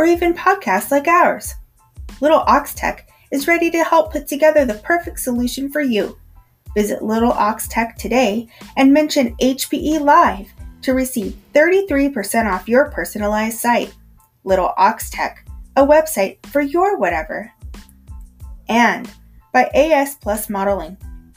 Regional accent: Arizona, United States; now in East Coast, United States; Yeah, I'm from Arizona, but I am East Coast now.

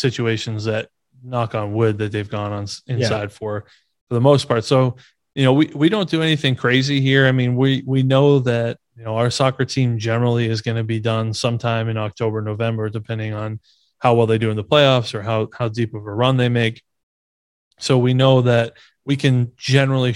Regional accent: Maine, United States; moved away; coming from New England, born and raised in Maine, went to school at UMass

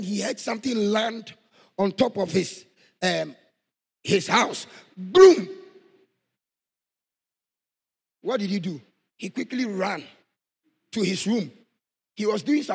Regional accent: Ghana; Boku, my hometown.

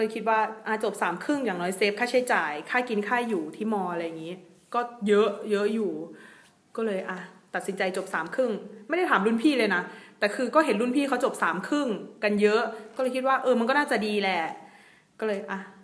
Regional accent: Isan, Thailand; also born or lived in Phetchaburi; ด้วยความที่เราเป็นลูกอีสานแท้ ๆ เลยเนาะ

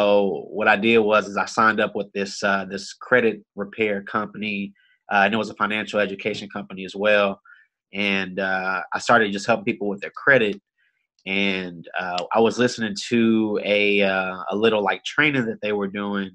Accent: Austin, Texas, United States; I'm from Austin, Texas, born and raised

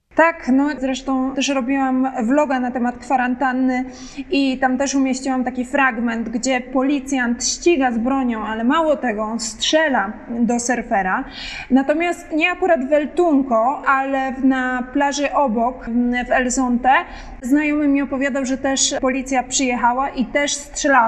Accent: Poland; jestem Polką

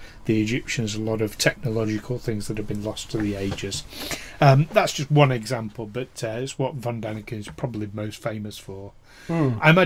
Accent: United Kingdom; accent: British; you'll know from the accents, we're British.

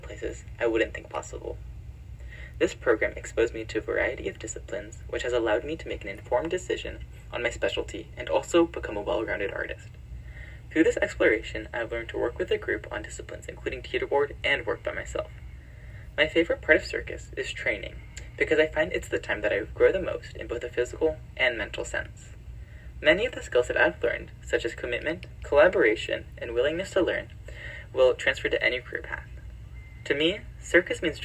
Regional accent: San Diego, California, United States; from San Diego, California, in the United States

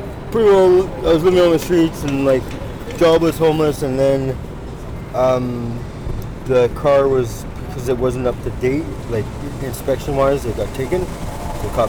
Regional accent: Vernon, British Columbia, Canada; moved away as an adult; now in Vancouver, Canada; I grew up in Vernon, like we didn't lock the door and stuff like

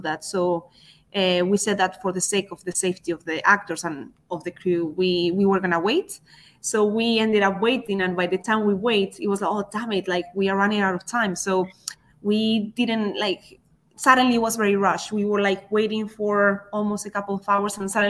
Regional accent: Spain; now in United Kingdom; I was still from Spain

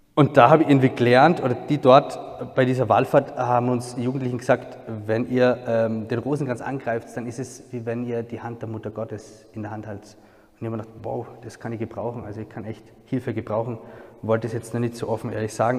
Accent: a small village near Salzburg, Austria; Ich bin Österreicher, ähm, komme ursprünglich aus einem kleinen Dorf in der Nähe von Salzburg

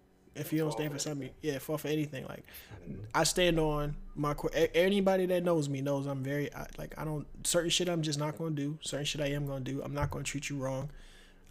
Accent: Philadelphia, Pennsylvania, United States; we grew up in Philly, went to Girard

